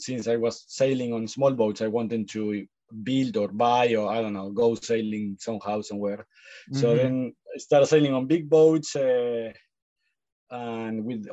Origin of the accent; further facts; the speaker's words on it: Mar de Ajó, Buenos Aires Province, Argentina; I grew up in Mar de Ajó, which is a little town like 300 miles from Buenos Aires City on the Atlantic coast